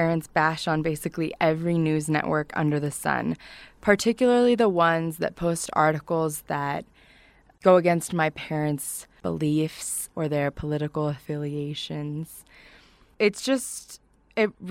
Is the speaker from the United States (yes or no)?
yes; Kaysville, Utah, United States; I grew up in Kaysville primarily, came to Utah State to get a degree in English